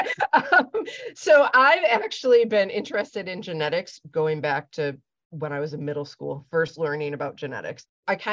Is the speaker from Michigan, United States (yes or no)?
yes; Lansing, Michigan, United States; also born or lived in Ann Arbor, Michigan; I grew up in Michigan, grew up in Lansing, so the center of the state